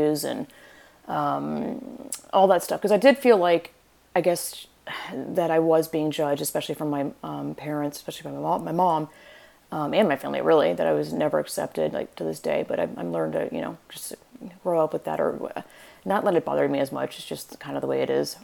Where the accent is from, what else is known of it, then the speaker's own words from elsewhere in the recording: Georgia, United States; moved away as an adult; now in California, United States; I'm from Georgia, born and raised, 25 years. Lived in California for 10 years.